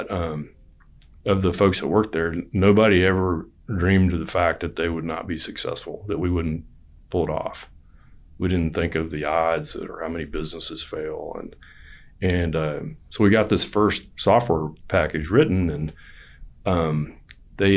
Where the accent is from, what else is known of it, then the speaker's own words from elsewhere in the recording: Texas, United States; I'm from Texas